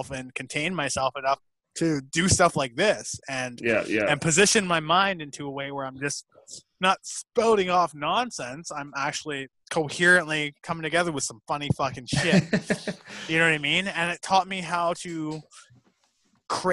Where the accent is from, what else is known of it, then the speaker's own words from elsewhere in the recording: Toronto, Ontario, Canada; moved away; also born or lived in Fort McMurray; I was born in Scarborough, dog. I'm from the ends, dog